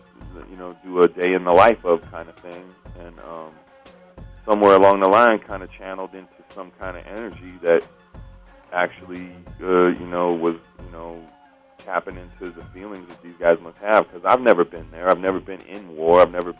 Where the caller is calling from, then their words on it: Los Angeles, California, United States; Los Angeles, at home.